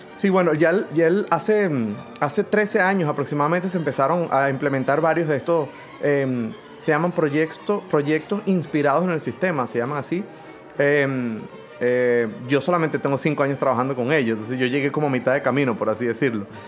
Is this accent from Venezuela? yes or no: yes; Venezuela; now in Philadelphia, United States; soy venezolano, director de orquestas